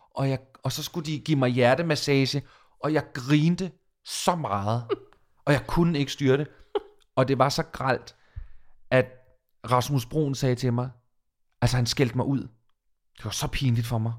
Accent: Falster, Zealand, Denmark; now in Copenhagen, Denmark; jeg er fra Falster

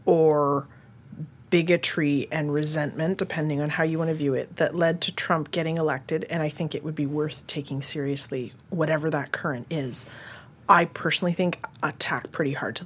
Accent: Canada; as a Canadian

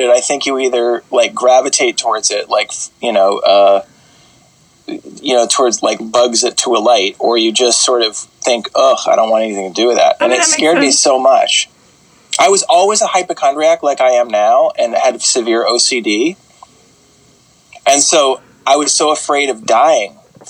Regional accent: Los Angeles, California, United States; Born and raised in Los Angeles, California

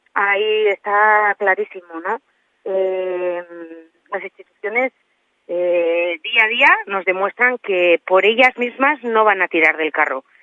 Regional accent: La Ribera, Navarre, Spain; yo que vengo de la Ribera

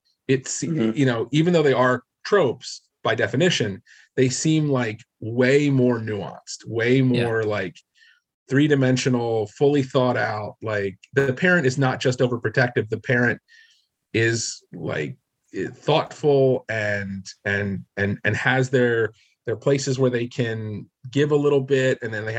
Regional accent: New Jersey, United States; I'm from New Jersey.

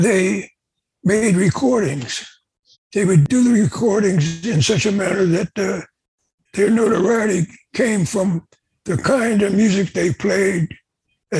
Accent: Pleasantville, New Jersey, United States; I was born in Pleasantville, New Jersey, which is not that far from Atlantic City

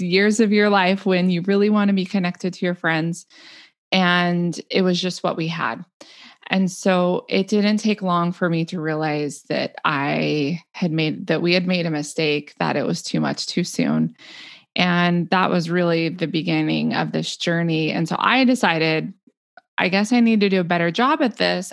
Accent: the West, United States; also born or lived in Illinois; now in Oregon, United States; back to the mountains where we had grown up in the West

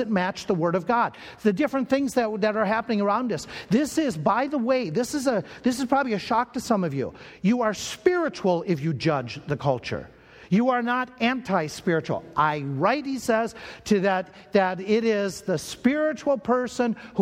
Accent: Minnesota, United States; I grew up in Minnesota. And growing up in Minnesota, that area, one of the churches I went to was called Berean Baptist Church there in the Twin Cities

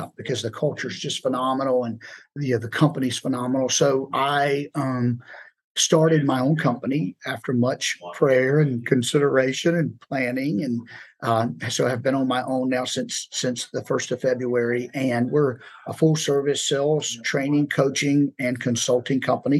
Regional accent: Savannah, Georgia, United States; moved away as an adult; now in Atlanta, United States; We are from Savannah. We moved up to Atlanta about 5 years ago.

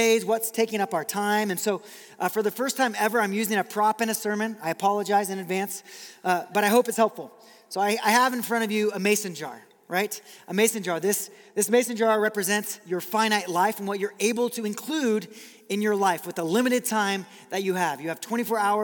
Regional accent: Brazil; moved away; I grew up in Brazil

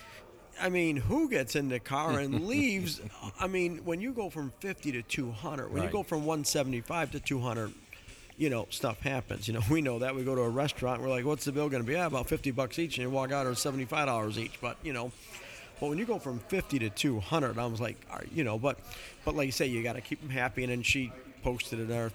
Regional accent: Chicago, Illinois, United States; I grew up in Chicago

